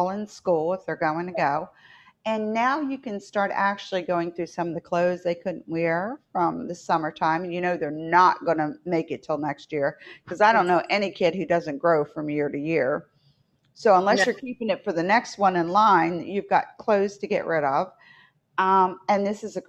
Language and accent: English; West Virginia, United States; moved away; I grew up in West Virginia, so I was a little bit more north.